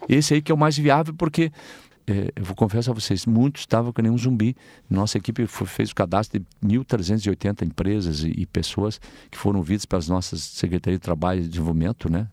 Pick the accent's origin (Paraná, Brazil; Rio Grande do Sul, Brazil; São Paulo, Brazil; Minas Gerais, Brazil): Rio Grande do Sul, Brazil; Tapejara; eu sou do interior de Itapejara, uma comunidade chamada São Brás. Então eu fazia 6 quilômetros para ir até na cidade